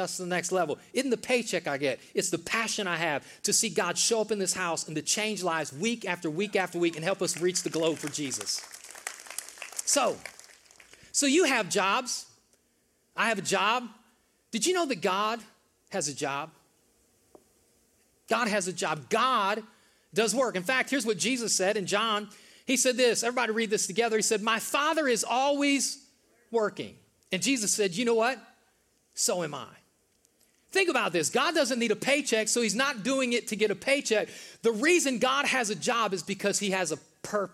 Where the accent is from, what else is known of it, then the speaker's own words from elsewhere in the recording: the North, United States; now in the South, United States; I grew up in the North, most of you guys know that, in the North it snows in the winter